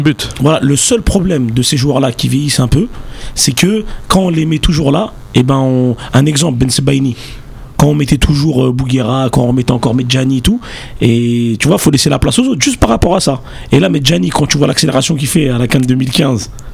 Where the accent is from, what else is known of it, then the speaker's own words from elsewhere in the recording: Bagnolet, Île-de-France, France; je suis de Bagnolet